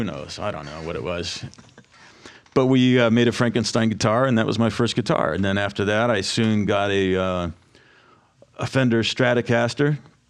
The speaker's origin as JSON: {"language": "English", "town": "Bucyrus", "region": "Ohio", "country": "United States", "tie": "born or raised there", "said": "So anyway, I grew up in Bucyrus."}